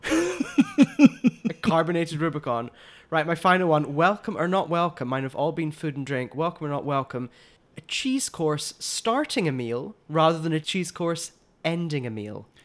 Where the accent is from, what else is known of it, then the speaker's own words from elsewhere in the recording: Glasgow, Scotland, United Kingdom; I'm from Glasgow in Scotland